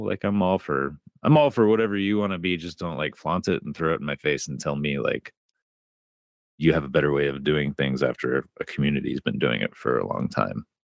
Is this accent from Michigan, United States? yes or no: yes; Dearborn, Michigan, United States; So I grew up right in Southeast Michigan. So Dearborn, Michigan.